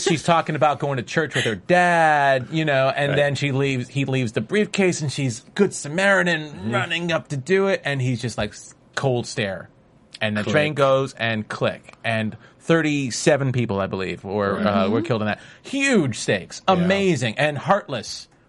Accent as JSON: {"language": "English", "town": "New York City", "region": "New York", "country": "United States", "moved": "yes", "lives_now": "Los Angeles, United States", "said": "as a New Yorker who lives in LA right now, but still considers myself at heart a New Yorker."}